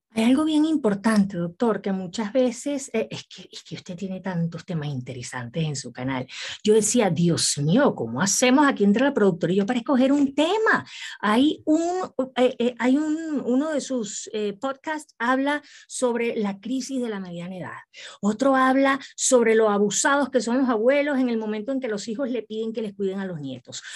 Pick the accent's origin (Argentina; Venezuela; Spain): Venezuela; now in Mexico; yo soy venezolana, pero soy bien mexicana.